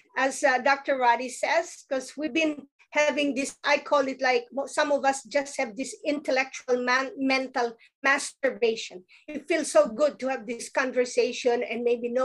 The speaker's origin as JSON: {"language": "English", "country": "Philippines", "tie": "born or raised there", "moved": "yes", "said": "I grew up in the Philippines where we use indigenous ways"}